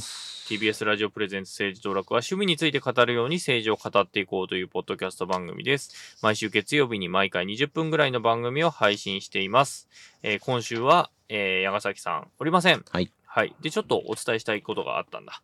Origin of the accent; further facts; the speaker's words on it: Fukushima, Japan; 福島育ちの私は